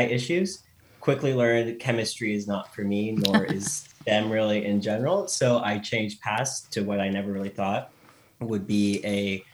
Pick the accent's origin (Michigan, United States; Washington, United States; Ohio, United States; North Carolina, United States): Washington, United States; Lake Tapps; moved away as an adult; also born or lived in Burien, Washington; I was born and raised in Burien, Washington, grew up in Lake Taps, Washington.